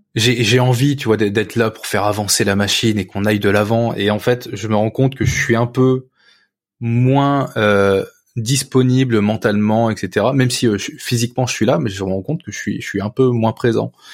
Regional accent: Picardy countryside, near Saint-Quentin, Hauts-de-France, France; j'ai grandi dans la campagne picarde, à côté de, à côté de Saint-Quentin

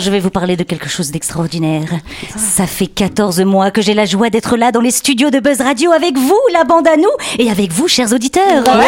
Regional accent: Belgium; accent: Belgian; avec mon accent belge.

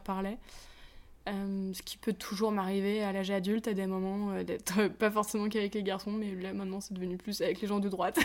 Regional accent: a small mountain village near Annecy, Auvergne-Rhône-Alpes, France; j'ai grandi perdu, perdu, perdu dans les montagnes, euh, dans une toute petite, dans un tout petit village

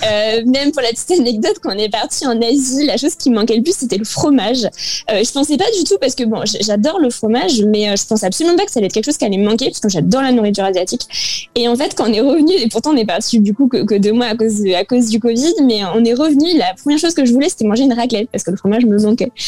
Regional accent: France; la France, c'est quand même un pays qu'on aime. Euh, bah, c'est notre pays

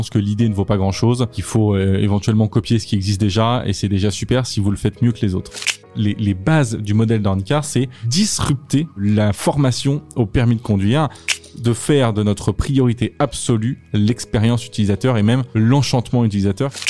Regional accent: Châteauroux, Centre-Val de Loire, France; born there; Moi, je suis né à Châteauroux et j'ai passé mon permis à Châteauroux.

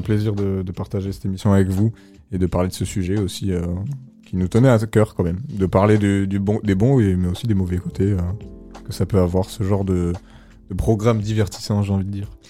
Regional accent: France; on est français, on parle comme des français

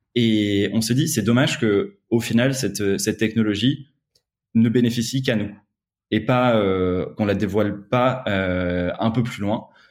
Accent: north of France, France; moved away as an adult; now in Paris, France; je suis originaire du, nord de la France

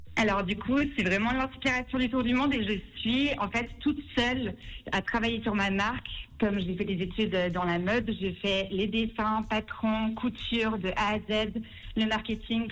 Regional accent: Lausanne, Vaud, Switzerland; also born or lived in Paris; j'ai 25 ans, je viens de Lausanne

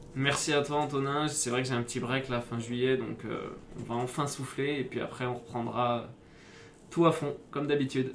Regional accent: Bordeaux, Nouvelle-Aquitaine, France; also born or lived in Grenoble; now in Paris region, France; Je suis originaire du sud-ouest. J'ai grandi à Bordeaux.

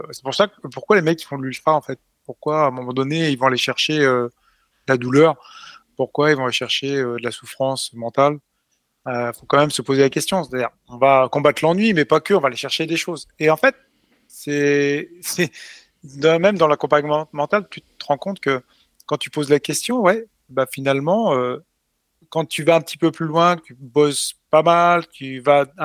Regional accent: Chartres, Centre-Val de Loire, France; je suis né à Chartres.

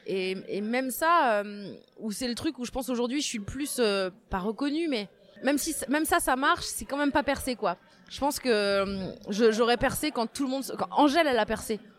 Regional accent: Saint-Brieuc, Brittany, France; moved away as an adult; also born or lived in Tréguier; née en Bretagne, je suis née à Saint-Brieuc, dans les Côtes d'Armor. et ce qui est rigolo, c'est que maintenant j'y revis depuis un, presque un an, un peu moins d'un an.

